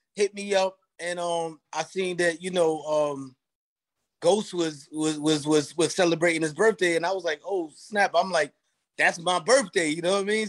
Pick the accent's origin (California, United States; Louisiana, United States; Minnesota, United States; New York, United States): New York, United States; New York City; I'm from like Long Island City part of Queens